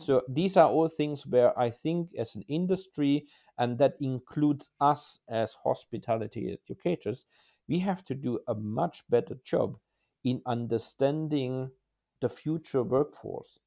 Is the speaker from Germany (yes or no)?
yes; Germany; moved away as an adult; my career started in Germany, my home country, a little bit as a small boy